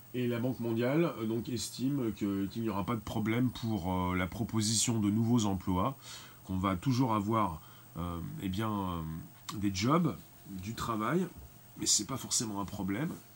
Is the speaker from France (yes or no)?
yes; France; en tant que Français principalement